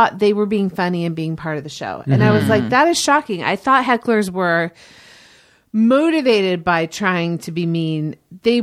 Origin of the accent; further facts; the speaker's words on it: Indianapolis, Indiana, United States; riding around my subdivision in Indianapolis in 1980